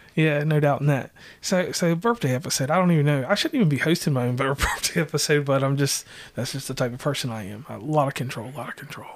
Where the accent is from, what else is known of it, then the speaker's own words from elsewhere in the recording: Virginia, United States; now in West Virginia, United States; I hail from Virginia, but I'm a West Virginian. I've been here so long that they call me West Virginian